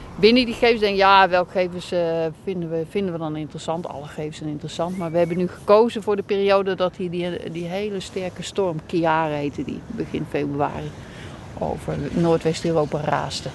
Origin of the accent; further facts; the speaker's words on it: North Brabant, Netherlands; moved away as an adult; also born or lived in Wadden Islands; Ik ben eh, geboren en getogen in Brabant